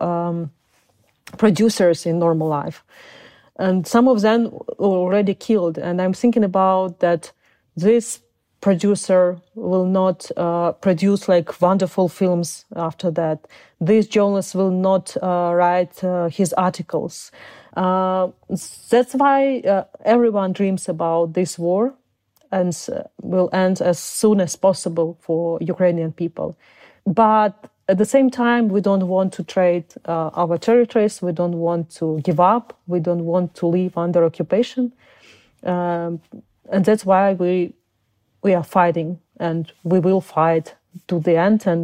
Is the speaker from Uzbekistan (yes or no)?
yes; Uzbekistan; born there; English is a second language; also born or lived in Crimea; I was born in Soviet uh, Union. I was born in Uzbekistan, uh, and uh, because people of my nation were terribly deported by Stalin in order of Stalin